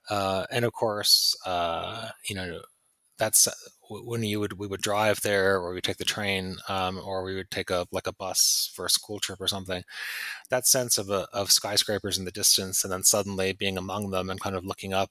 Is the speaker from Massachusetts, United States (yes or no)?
yes; Pittsfield, Massachusetts, United States; moved away; when I was a kid growing up in Pittsfield